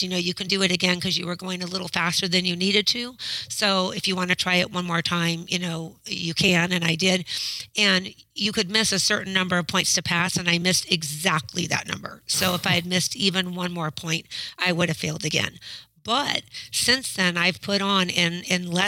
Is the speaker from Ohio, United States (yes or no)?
no; Westland, Oregon, United States; I'm from Westland, Oregon, and I'm a high school math teacher